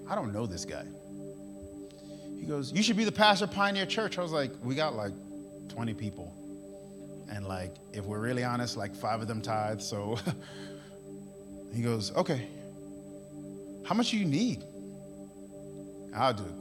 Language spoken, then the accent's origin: English; New York, United States; moved away; now I'm from New York